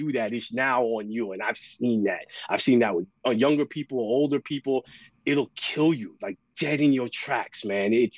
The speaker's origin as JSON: {"language": "English", "region": "New York", "country": "United States", "said": "my parents, my sister, everybody, we're from New York"}